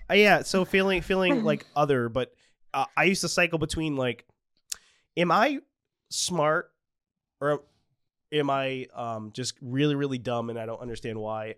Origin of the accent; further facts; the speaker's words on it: Freetown, Massachusetts, United States; I grew up in Freetown, which is yeah. uh, known for the the state forest